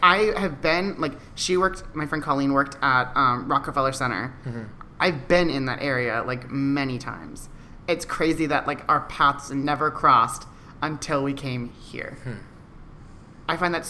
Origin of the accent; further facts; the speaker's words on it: San Antonio, Texas, United States; moved away as an adult; also born or lived in North Dakota / Omaha / New York City; I was born in North Dakota and then moved to, like, Omaha for, like, 6 months or something like that. When I was, like, two or four. I think I was 4. My brother might have been 2. And then we moved to San Antonio and lived there for...